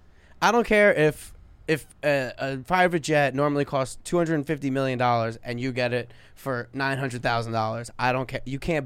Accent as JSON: {"language": "English", "town": "Sayreville", "region": "New Jersey", "country": "United States", "said": "We're from Sayreville, New Jersey."}